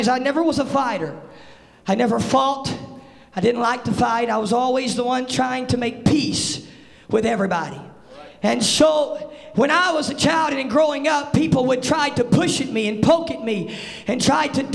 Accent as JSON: {"language": "English", "region": "the South", "country": "United States", "said": "I'm from the South"}